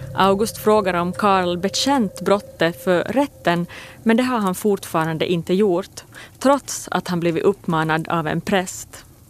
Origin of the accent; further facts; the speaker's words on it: Finland; min hemby Pirelö